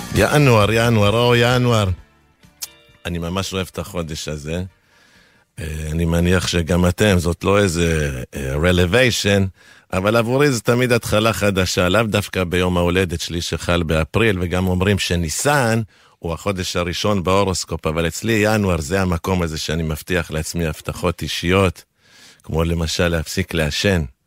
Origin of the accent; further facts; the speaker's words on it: Argentina; first language Spanish; Hebrew is a second language; now in Israel; כילד שגדל בארגנטינה, בבית חילוני